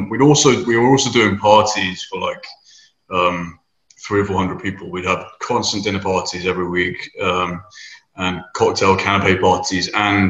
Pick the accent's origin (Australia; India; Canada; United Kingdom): United Kingdom; moved away as an adult; now in Houston, United States; so I live in Houston. I've been here for 7 years. Originally came over from the UK, as you can tell by my weird accent. We say things funny.